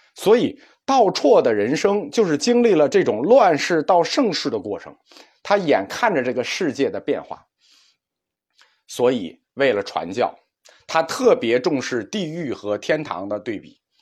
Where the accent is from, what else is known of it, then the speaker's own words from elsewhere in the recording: China; 能丰富的体会和理解痛苦这件事情，是我们中国人的一个长项。